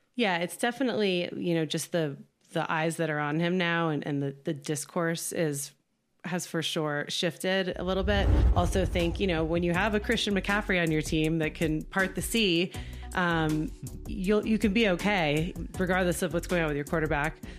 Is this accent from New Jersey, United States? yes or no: yes; New Jersey, United States; now in California, United States; I live in California now. I'm from New Jersey